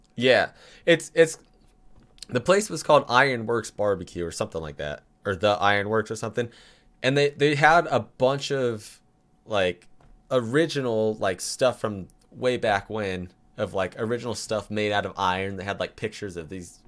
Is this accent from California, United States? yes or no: yes; California, United States; I'm from California.